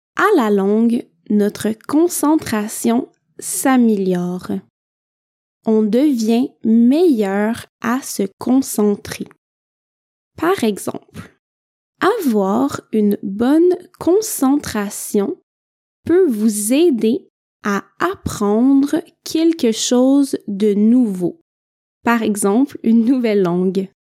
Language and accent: French; Quebec, Canada; je viens du Québec